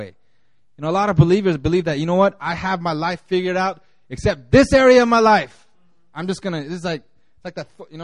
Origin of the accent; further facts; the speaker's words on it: United States; moved away; growing up in America where everybody was white and I was the only Korean boy